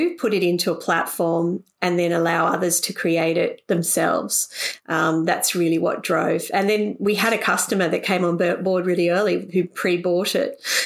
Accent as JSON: {"language": "English", "town": "Sydney", "region": "New South Wales", "country": "Australia", "tie": "born or raised there", "said": "I grew up on the North Shore of Sydney"}